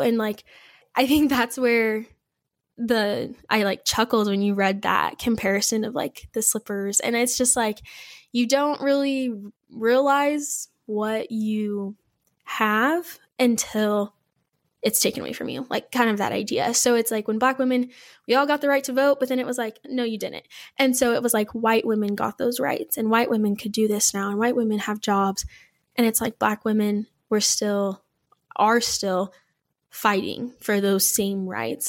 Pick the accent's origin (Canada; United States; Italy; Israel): United States; Bakersfield, California; I am from Bakersfield, California